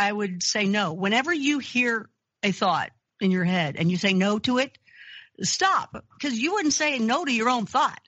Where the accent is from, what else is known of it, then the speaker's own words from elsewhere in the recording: Kentucky, United States; I grew up Christian in Kentucky.